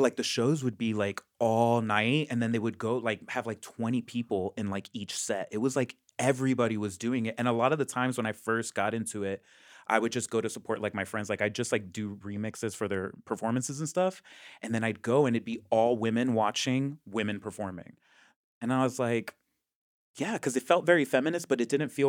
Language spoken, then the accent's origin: English; Miami, Florida, United States; I'm from Miami.